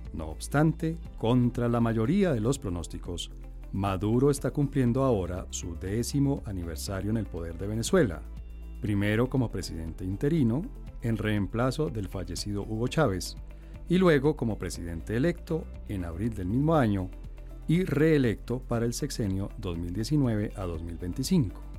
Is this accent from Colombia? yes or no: yes; Colombia; uno como colombiano